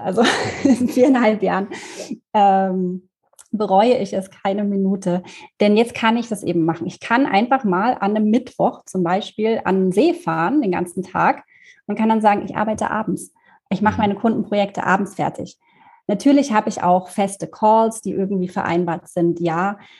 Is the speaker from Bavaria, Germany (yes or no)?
no; Erfurt, Thuringia, Germany; moved away as an adult; also born or lived in Munich; ich bin ähm, in Erfurt aufgewachsen, im wunderschönen Thüringen und bin dann nach dem Abitur äh, nach München gezogen